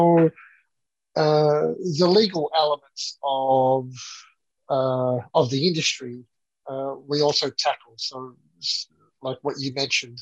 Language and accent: English; Melbourne, Victoria, Australia; accent: Australian; moved away as an adult; now in Philippines; Originally from Melbourne, out in the western suburbs. That's where I grew up.